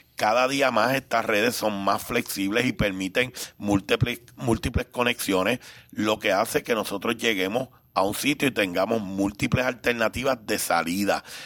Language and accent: Spanish; Puerto Rico; also born or lived in Cuba; un cubano que llegué de tres años, así que soy más puertorriqueño.